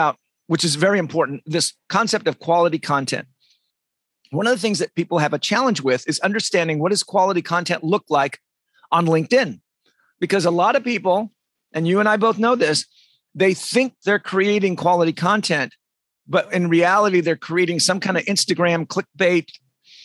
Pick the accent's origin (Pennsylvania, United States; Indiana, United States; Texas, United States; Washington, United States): Washington, United States; Olympia; moved away; also born or lived in San Diego, California; I'm from Olympia, Washington in the United States. I lived in San Diego.